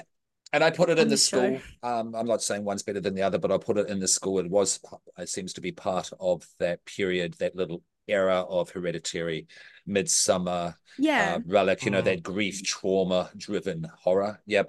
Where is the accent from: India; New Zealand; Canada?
New Zealand; now in Australia; I'm still a Kiwi.